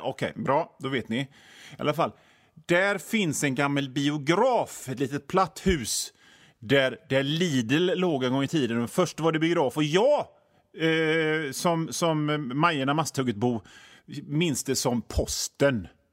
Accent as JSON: {"language": "Swedish", "town": "Hönö", "region": "Västra Götaland", "country": "Sweden", "said": "jag är från Hönö"}